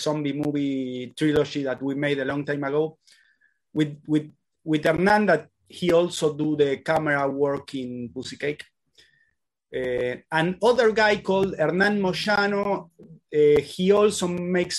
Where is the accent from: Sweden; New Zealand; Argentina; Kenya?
Argentina; English is a second language; We are from Argentina.